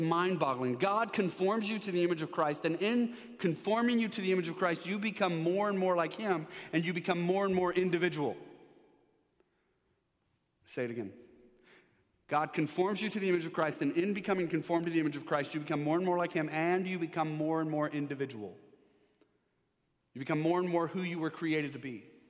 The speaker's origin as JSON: {"language": "English", "region": "Texas", "country": "United States", "said": "I mean, now I'm from Texas. We don't like taxes. We don't like mandates. In Texas, you tell somebody what to do, and they put up a sign saying the opposite."}